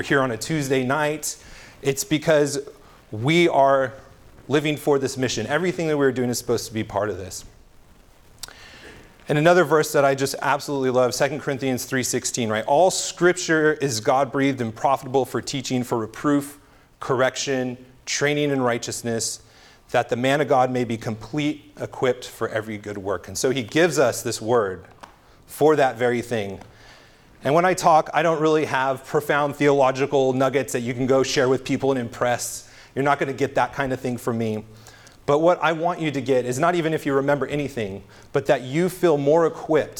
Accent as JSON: {"language": "English", "region": "California", "country": "United States", "said": "I'm from California."}